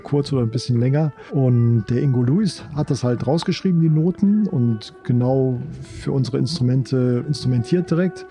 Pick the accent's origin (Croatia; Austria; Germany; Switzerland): Germany; Rhineland; Ich bin ja im Rheinland groß geworden